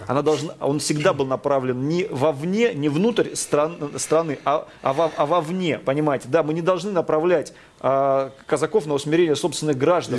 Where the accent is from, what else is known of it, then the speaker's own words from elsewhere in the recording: Taganrog, Rostov Oblast, Russia; я родился и вырос просто на Дону, в Ростовской области, в городе Таганроге